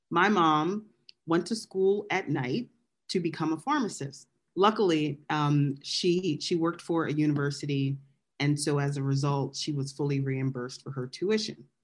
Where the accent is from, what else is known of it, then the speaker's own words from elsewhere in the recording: Philadelphia, Pennsylvania, United States; moved away; So I was born and raised in Southwest Philly.